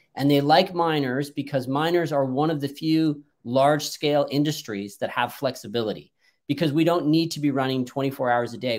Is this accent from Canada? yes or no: yes; Canada; I'm actually Canadian